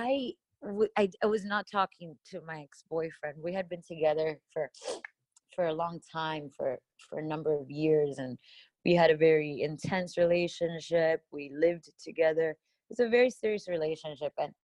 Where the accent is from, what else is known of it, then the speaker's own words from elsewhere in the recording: Miami, Florida, United States; moved away as an adult; now in Los Angeles, United States; I grew up in Miami, Florida